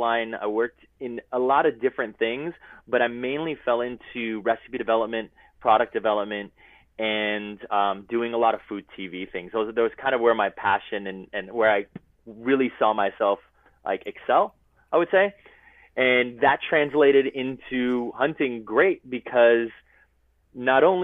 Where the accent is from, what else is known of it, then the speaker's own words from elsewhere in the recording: Los Angeles, California, United States; I'm a chef from Los Angeles, California